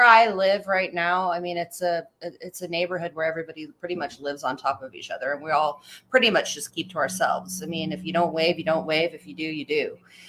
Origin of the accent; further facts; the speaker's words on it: Anchorage, Alaska, United States; also born or lived in Palmer, Alaska; now in Eagle River, United States; I was born in Anchorage, raised out in Anchorage, Palmer. I moved here probably about 15 years ago, with my kids and my husband at the time.